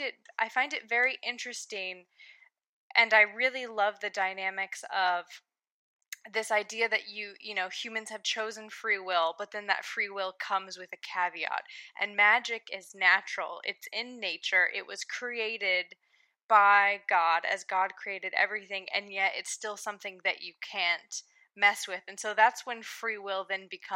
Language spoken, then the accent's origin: English; United States; an American who was raised with a Christian theological background